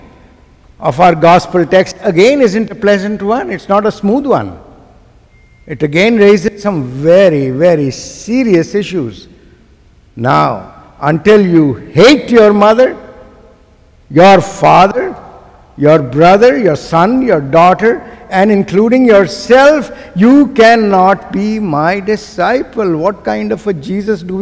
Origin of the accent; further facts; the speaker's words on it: Pakistan; I am from South Asia. I come from a country called Pakistan